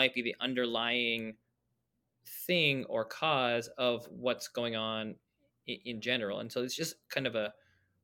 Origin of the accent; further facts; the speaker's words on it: Toronto, Ontario, Canada; I grew up in Toronto